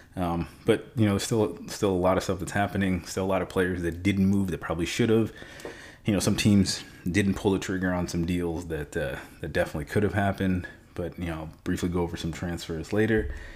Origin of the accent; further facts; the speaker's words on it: United States; moved away; also born or lived in Stuttgart, Germany; I am still an American